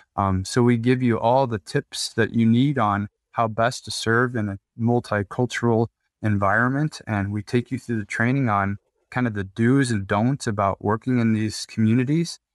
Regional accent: Midwest, United States; growing up in the Midwest

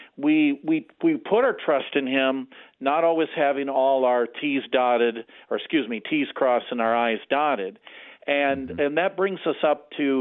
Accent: Beloit, Wisconsin, United States; moved away as an adult; also born or lived in Rockford, Illinois / Scituate, Massachusetts; I was called back to my hometown here at Beloit, Wisconsin, and I'm serving in the next closest congregation to where I grew up

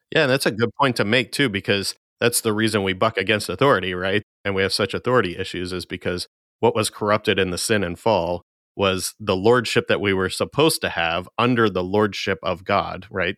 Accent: United States; as American Christians

